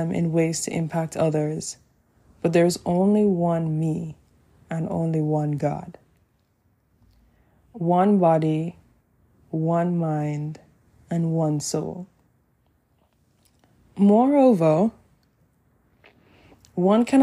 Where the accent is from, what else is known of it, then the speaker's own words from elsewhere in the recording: Jamaica; living in Jamaica, my home country